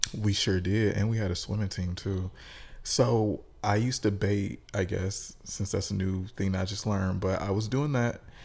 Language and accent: English; Detroit, Michigan, United States; we are both from Detroit. We both went to high school together